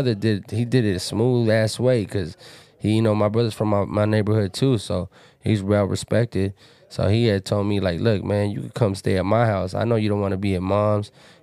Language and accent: English; Pomona, California, United States; I'm from Pomona